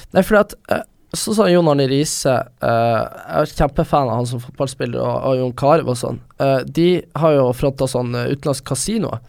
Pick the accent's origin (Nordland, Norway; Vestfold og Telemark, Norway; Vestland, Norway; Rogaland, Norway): Nordland, Norway; Vesterålen; now in Oslo, Norway; jeg kommer fra, kommer fra Vesterålen